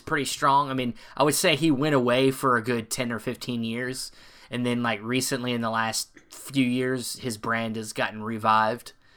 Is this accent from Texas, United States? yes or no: no; North Carolina, United States; where I'm from North Carolina